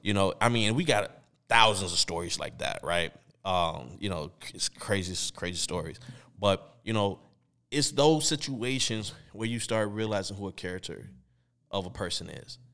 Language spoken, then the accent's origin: English; Chicago, Illinois, United States; we growing up in Chicago, and at this time, we in high school